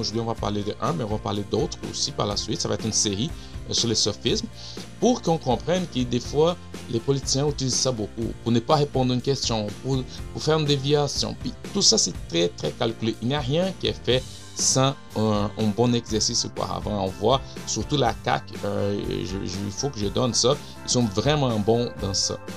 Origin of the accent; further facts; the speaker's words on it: Brazil; French is a second language; now in Montreal, Canada; je viens du Brésil